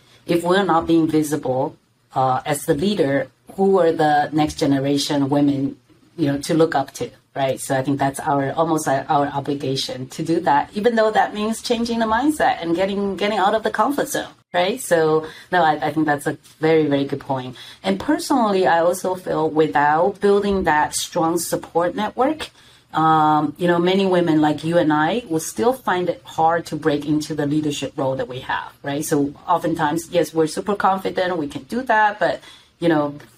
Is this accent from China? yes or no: yes; China; moved away; back in China, there's a famous phrase that we use